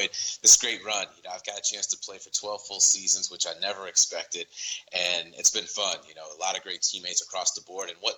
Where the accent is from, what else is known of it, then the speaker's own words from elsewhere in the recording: Chicago, Illinois, United States; my hometown of Chicago